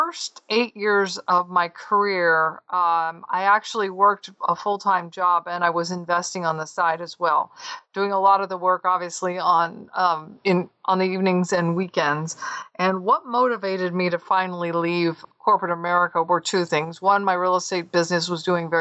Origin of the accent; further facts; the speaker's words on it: Southern California, United States; moved away as an adult; also born or lived in Southeastern United States / North Carolina; I'm actually from Southern California